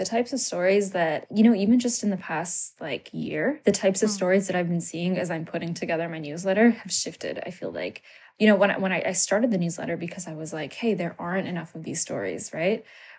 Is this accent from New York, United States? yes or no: no; Maryland, United States; also born or lived in Canada; moved to the U.S. and then lived between the U.S. and Canada for, you know, while I was a child, but I grew up in Maryland.